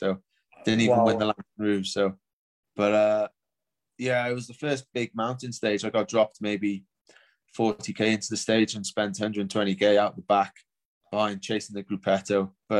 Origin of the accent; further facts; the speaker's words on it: United Kingdom; obviously being British, and it started in London